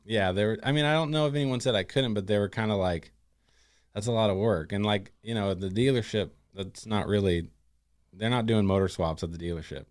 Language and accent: English; Gladstone, Oregon, United States; now in Molalla, United States; I'm originally, uh, from and grew up in Gladstone.